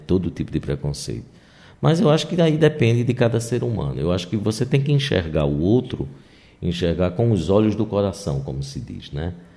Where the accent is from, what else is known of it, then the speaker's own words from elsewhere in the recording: Northeast Region, Brazil; como nordestinos e como pessoas do interior